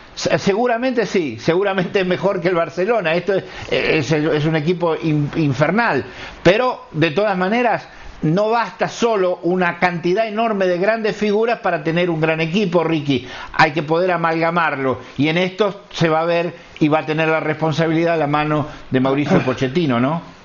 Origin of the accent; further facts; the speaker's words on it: Argentina; soy argentino